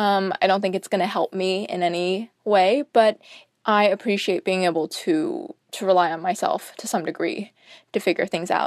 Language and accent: English; New York City, New York, United States; also born or lived in South Central China; I was born in South Central China and raised in New York City.